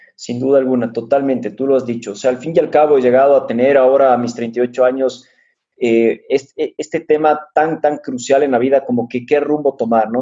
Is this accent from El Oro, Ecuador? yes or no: no; Quito, Pichincha, Ecuador; also born or lived in Switzerland; soy quiteño de corazón y la verdad es que no parezco, ni, ni por el nombre ni por la étnica